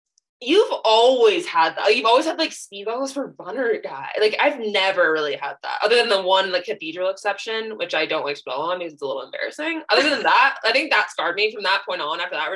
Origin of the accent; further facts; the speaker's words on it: California, United States; the fact that we're from California